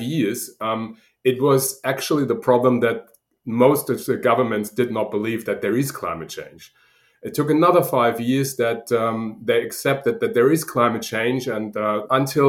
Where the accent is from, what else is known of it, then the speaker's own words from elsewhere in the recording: Germany; accent: German; now in Sydney, Australia; as you probably hear from my accent, I'm originally German